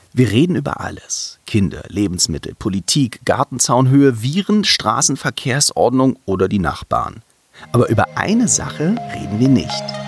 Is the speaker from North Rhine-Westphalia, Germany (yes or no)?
no; Berlin, Germany; Ich bin auch gebürtiger Berliner